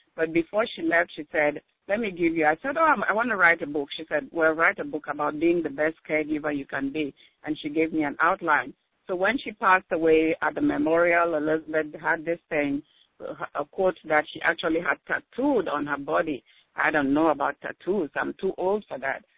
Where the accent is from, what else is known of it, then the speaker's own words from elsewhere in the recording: Cameroon; moved away as an adult; also born or lived in Alabama, United States; now in Washington, D.C. area, United States; I was born in Cameroon, that's in West Africa. Went to nursing school over there, but then came here